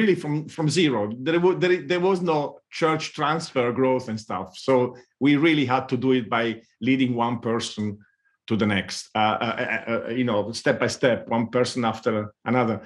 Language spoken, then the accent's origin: English; Southern Italy, Italy; English is a second language; moved away as an adult; also born or lived in England; now in Austria; my accent would probably tell that I'm not, properly British or English speaking, person originally, but I come from the south of Italy